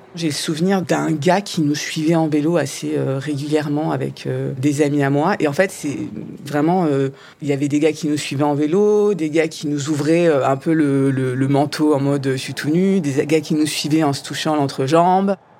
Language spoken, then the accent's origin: French; Strasbourg, Grand Est, France; Je suis née, j'ai vécu à Strasbourg jusqu'à euh, euh, jusqu'à mes 16-18 ans